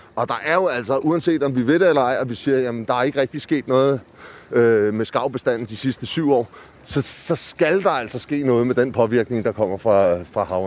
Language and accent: Danish; Amager, Capital Region of Denmark, Denmark; jeg kommer fra Amager